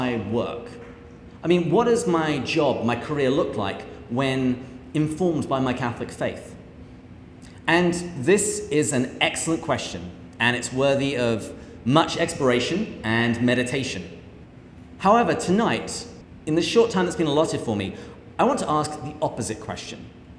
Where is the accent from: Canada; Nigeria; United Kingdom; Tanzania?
United Kingdom; England; moved away as an adult; now in United States; I grew up in England, where I had a fairly typical upbringing.